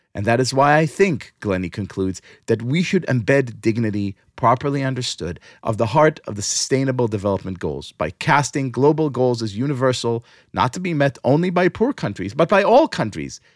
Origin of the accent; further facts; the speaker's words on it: New York City, New York, United States; here in my hometown, New York City